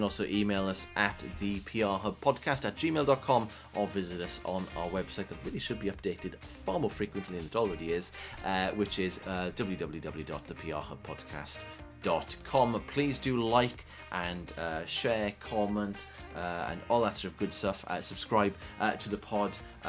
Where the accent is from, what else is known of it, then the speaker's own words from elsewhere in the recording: South Wales, United Kingdom; accent: Welsh; I'm from South Wales.